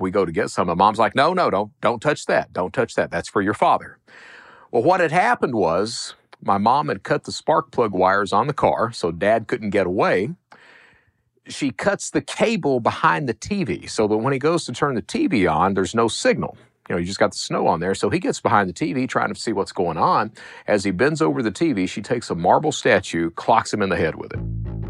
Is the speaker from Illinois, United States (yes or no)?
no; Hazard, Kentucky, United States; but I'm from Eastern Kentucky. Hazard is coal country.